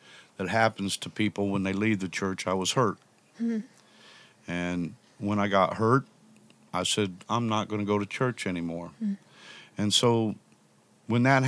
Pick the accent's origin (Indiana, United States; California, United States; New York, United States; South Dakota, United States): Indiana, United States; Indianapolis; moved away as an adult; also born or lived in Chicagoland area, Illinois; Grew up in Indianapolis. About 33 years old, I moved from Indianapolis up to the Chicagoland area